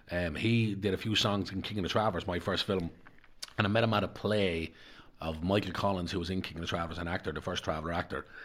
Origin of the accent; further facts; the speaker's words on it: Darndale, County Dublin, Ireland; I because the where I come from because I'm not just yeah. a traveller. I come from Darndale.